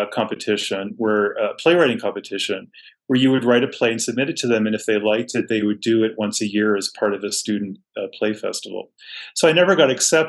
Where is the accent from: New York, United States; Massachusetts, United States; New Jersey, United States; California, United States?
Massachusetts, United States; Boston; I grew up in a really thriving cultural environment in Boston